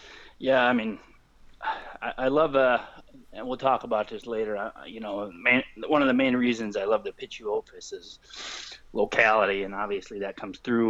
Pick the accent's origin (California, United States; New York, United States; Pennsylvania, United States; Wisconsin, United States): Wisconsin, United States; accent: Wisconsin; I'm a Wisconsin boy as well